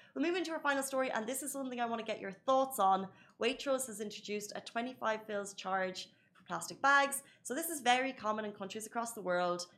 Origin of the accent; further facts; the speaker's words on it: Ireland; moved away as an adult; now in United Arab Emirates; I'm from Ireland. I grew up there